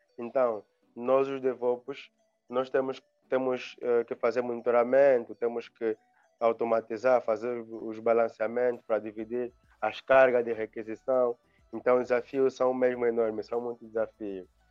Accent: Angola; also born or lived in Luanda; sou angolano, vivo em Angola, também em Luanda

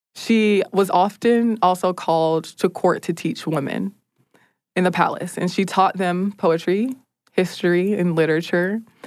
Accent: United States; as an American

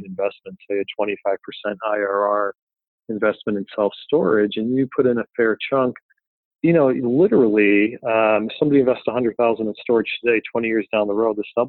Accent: Philadelphia, Pennsylvania, United States; I'm from Philadelphia

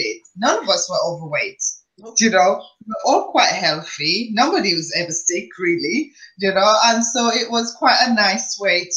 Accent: Dominica; now in United Kingdom; growing up as a child back in Dominica

